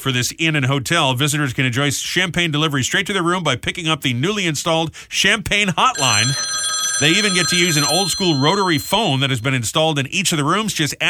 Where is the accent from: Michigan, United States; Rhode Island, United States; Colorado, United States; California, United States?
Rhode Island, United States; moved away; my home state of Rhode Island, where I was just on vacation last week.